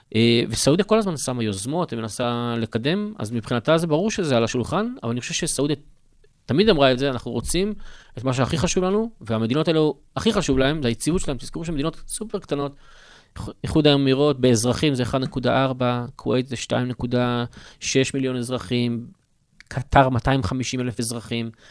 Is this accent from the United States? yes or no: no; Israel; אנחנו כישראלים